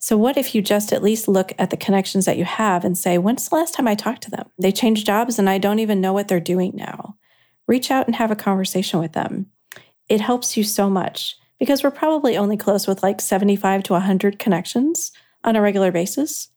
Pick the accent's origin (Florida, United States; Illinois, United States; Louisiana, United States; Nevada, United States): Illinois, United States; Kankakee; you worked in Kankakee. That's where I am from.